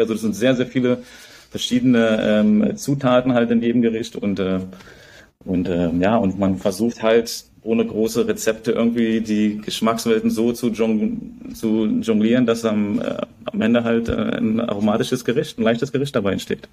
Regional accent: Berlin, Germany; now in Bangkok, Thailand; wir kommen aus Berlin

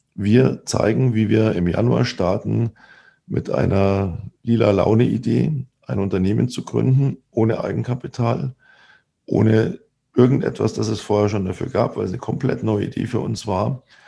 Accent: Germany; bei uns in Deutschland

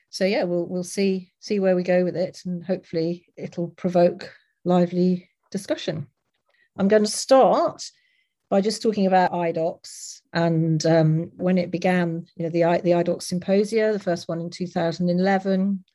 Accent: Leicester, East Midlands, United Kingdom; my growing up in Leicester, which is um, in the UK.

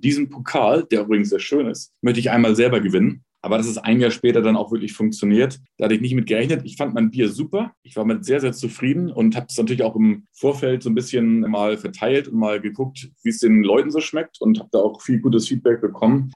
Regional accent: Hamburg, Germany; moved away as an adult; also born or lived in Frankfurt / Los Angeles; now in Munich, Germany; ich bin geborener Hamburger, bin aber schon seit 1994 aus Hamburg weggezogen

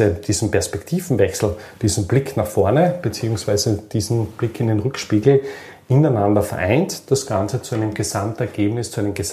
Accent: Austria; sind wir Österreicher jetzt nicht wirklich so, dass wir die großen Gründer sind

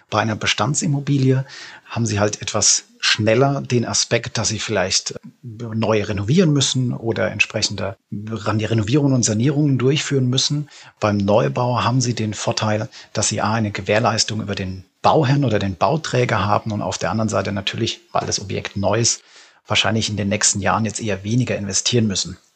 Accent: Rhineland-Palatinate, Germany; ich sag mal, ich selbst bin, bin Pfälzer entsprechend dann irgendwo in Berlin oder in München sich vielleicht äh, zu betätigen

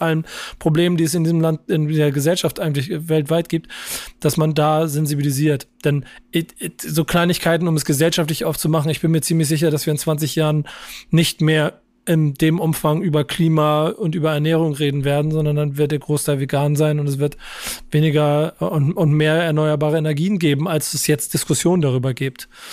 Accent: Hamburg, Germany; das bin Hamburger

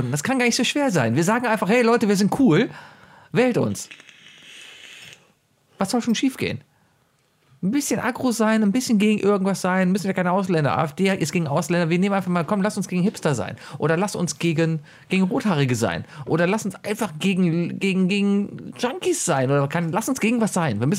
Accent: Schleswig-Holstein, Germany; Ich komme übrigens aus Schleswig-Holstein.

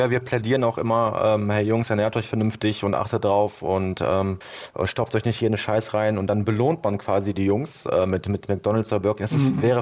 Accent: Duisburg, North Rhine-Westphalia, Germany; also ich bin in Duisburg aufgewachsen, war aber dieser typische Bayern-Fan

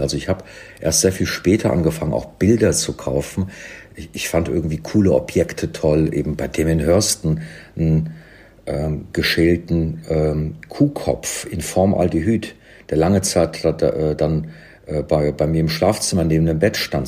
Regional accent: Cologne, North Rhine-Westphalia, Germany; also born or lived in London; now in Berlin, Germany; in Köln, in meiner Heimatstadt

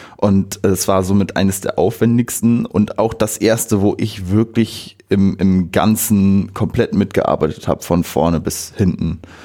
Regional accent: Bockhorn, Lower Saxony, Germany; ich bin 22 Jahre alt, ich komme aus Bockhorn

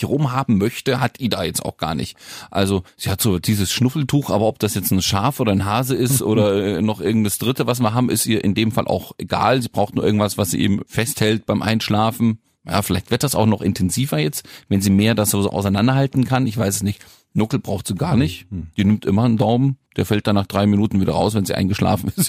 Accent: the West, West Germany, Germany; ich komme nur aus dem Westen, da gab es früher Kindergarten ab drei Jahren

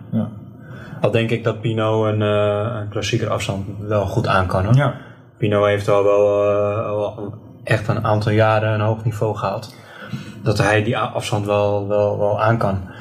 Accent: Netherlands; als Nederlander

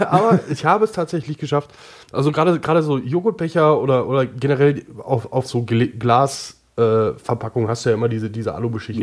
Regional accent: Oberhausen, North Rhine-Westphalia, Germany; Ich komme ja aus Oberhausen

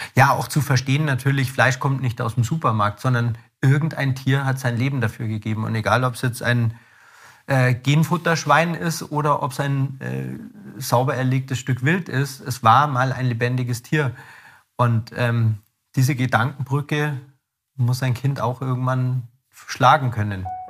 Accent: Ammersee, Bavaria, Germany; ich bin am See aufgewachsen

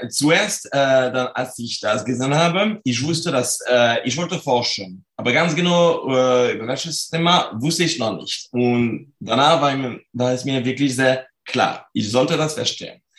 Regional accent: France; German is a second language; moved away as an adult; now in Cologne, Germany; Also ich komme aus Frankreich, wie man das mhm. noch sehr gut hören kann. Und ich ähm, wohne und arbeite in Köln äh, seit äh, jetzt äh, sind, sind zwölf Jahren. Ich bin für meine Promotion gekommen

